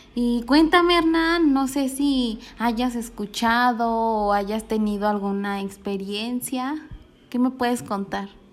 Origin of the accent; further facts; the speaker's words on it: Jaral del Progreso, Guanajuato, Mexico; aquí en mi pueblo, en Jaral